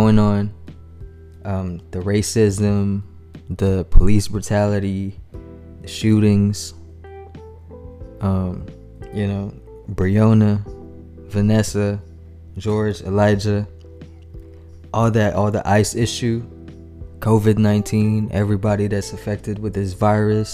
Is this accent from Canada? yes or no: no; Manila, Metro Manila, Philippines; moved away as an adult; also born or lived in San Antonio, Texas / Austin, Texas; now in Houston, United States; Manila, Philippines, man. Shout out to y'all. Born and raised there, attended high school, graduated, and then I moved to U.S., to the States.